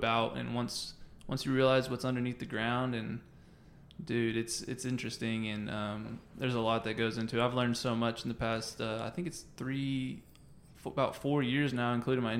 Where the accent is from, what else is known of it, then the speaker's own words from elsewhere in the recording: Dallas, Texas, United States; now in Arlington, United States; I'm from Dallas